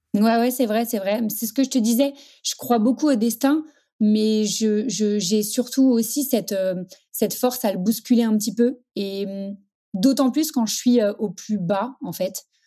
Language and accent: French; Paris, Île-de-France, France; Je suis parisienne